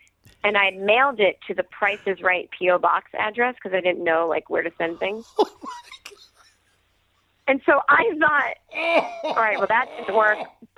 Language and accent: English; Needham, Massachusetts, United States; they filmed that movie in my hometown of Needham.